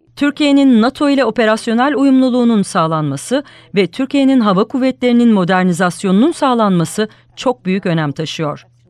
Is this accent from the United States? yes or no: yes; United States; moved away as an adult; now in Istanbul, Turkey; Amerika Birleşik Devletleri'nde ilk doğanlardan biri olduğumu söyleyebilirim.